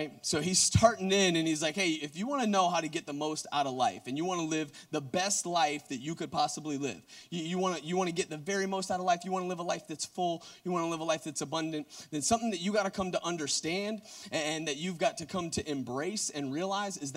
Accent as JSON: {"language": "English", "area": "Gwinnett County", "region": "Georgia", "country": "United States", "tie": "born or raised there", "said": "South Gwinnett, like Reed Moore. So, like, that's actually where I went to high school"}